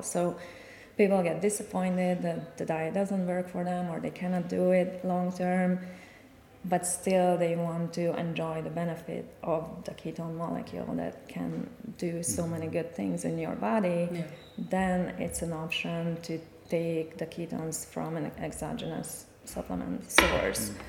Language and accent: English; Hungary; moved away as an adult; now in United States; I'm originally from Hungary. I moved to the United States 13 years ago